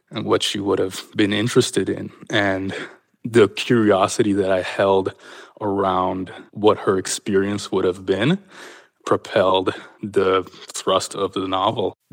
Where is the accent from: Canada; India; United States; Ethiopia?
Canada; It was certainly, you know, one of the narratives that I was brought up on as a kind of defining moment in Canada's history.